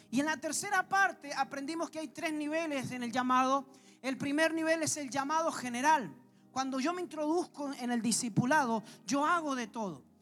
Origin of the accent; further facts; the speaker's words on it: Argentina; como buenos argentinos que somos